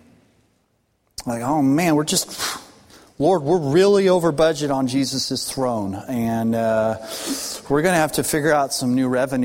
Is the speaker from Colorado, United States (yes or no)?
yes; Colorado, United States; now in Arkansas, United States; I'm born and raised in Colorado